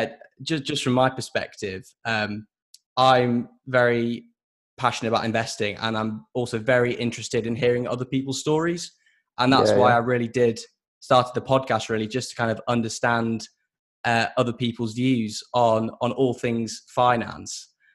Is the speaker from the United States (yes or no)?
no; Yorkshire and the Humber, United Kingdom; moved away as an adult; also born or lived in Bristol; now in London, United Kingdom; I was born and raised in Yorkshire as well. But I went to Bristol Uni back in 2014, and then subsequently moved to London. So unfortunately, I've lost the accent a little bit, but I am a Yorkshire person at heart for sure.